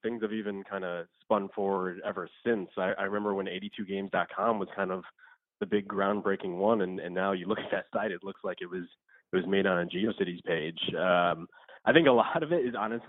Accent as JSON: {"language": "English", "region": "Connecticut", "country": "United States", "tie": "born or raised there", "also_born_or_lived": "New Orleans", "moved": "as an adult", "lives_now": "Los Angeles, United States", "said": "I grew up in Connecticut, and then I moved out here"}